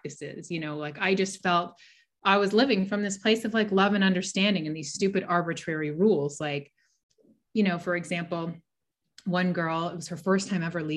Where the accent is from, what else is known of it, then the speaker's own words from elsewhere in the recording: Pasadena, California, United States; I grew up in Pasadena, California.